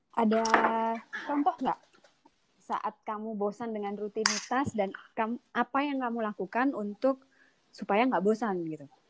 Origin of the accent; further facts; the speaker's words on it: Indonesia; moved away as an adult; aku merasa karakterku masih sangat Indonesia banget karena aku meninggalkan Indonesia pas sudah dewasa